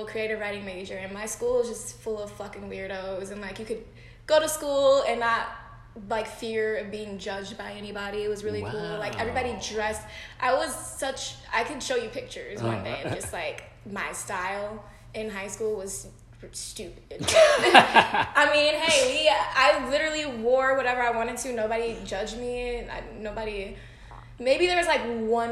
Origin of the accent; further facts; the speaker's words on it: Milwaukee, Wisconsin, United States; moved away; I am from Milwaukee, Wisconsin